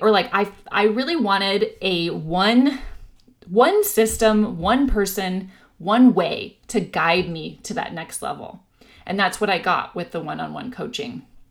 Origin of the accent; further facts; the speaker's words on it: Orange County, California, United States; now in San Diego, United States; I grew up in Orange County, so I'll be excited to, you know, be around my old stomping grounds